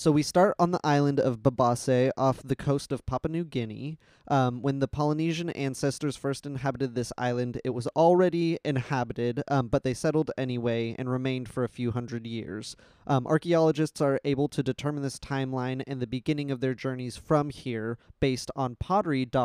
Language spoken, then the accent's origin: English; Seattle, Washington, United States; We're from the Seattle area